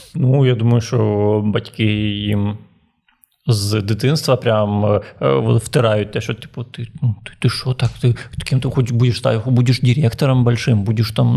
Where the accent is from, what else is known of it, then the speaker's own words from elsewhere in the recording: Transnistria, Moldova; now in Ukraine; місто в Придністров'ї, в якому я жив